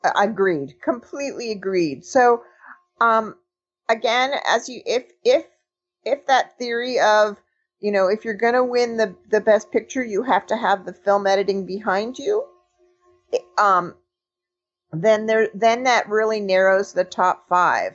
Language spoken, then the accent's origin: English; Los Angeles, California, United States; I grew up in Los Angeles. I was a, little, a very young during that period